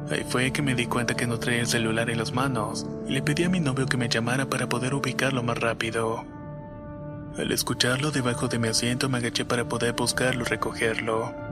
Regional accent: Valles Centrales, Oaxaca, Mexico; Soy de Valle Centrales, Oaxaca

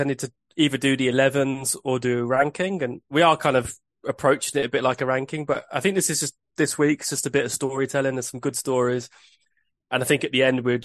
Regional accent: England, United Kingdom; I'm English

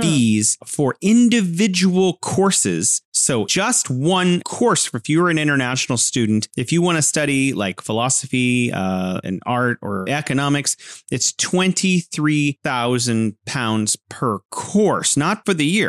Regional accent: California, United States; now in Wuhan, China

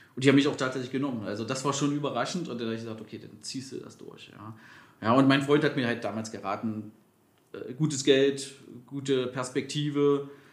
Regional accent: Magdeburg, Saxony-Anhalt, Germany; moved away as an adult; now in Berlin, Germany; ich komme ja ursprünglich aus Magdeburg.

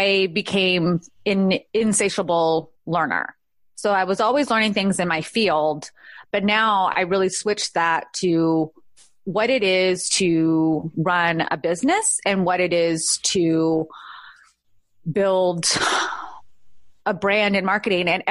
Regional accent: California, United States; born or raised there; moved away as an adult; now in Georgia, United States

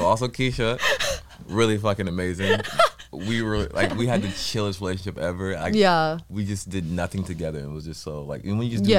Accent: Inglewood, California, United States; born and raised in California.

